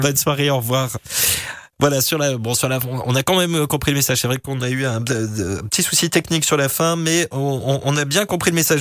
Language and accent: French; Grand Est, France; also born or lived in Picardy; je suis originaire du Grand Est